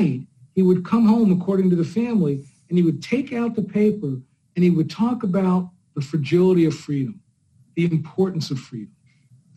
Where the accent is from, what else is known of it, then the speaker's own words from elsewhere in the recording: New Jersey, United States; moved away as an adult; also born or lived in Chicago; I'm a kid from Jersey